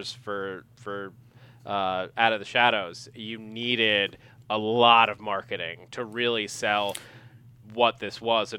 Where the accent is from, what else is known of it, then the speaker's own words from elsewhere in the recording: New York, United States; I'm from New York.